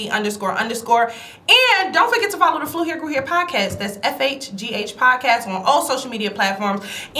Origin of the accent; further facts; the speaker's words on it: New York, United States; accent: New York; When I do overly talk, like my New York accent, it does get a little Washington Heights in there.